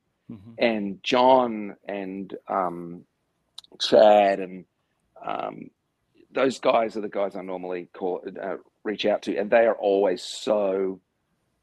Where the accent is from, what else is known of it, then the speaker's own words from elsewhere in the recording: Australia; being an Australian